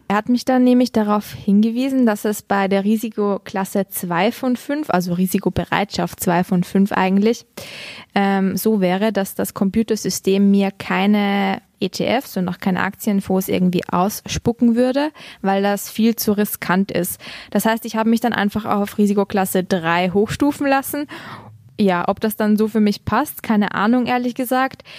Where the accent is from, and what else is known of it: Austria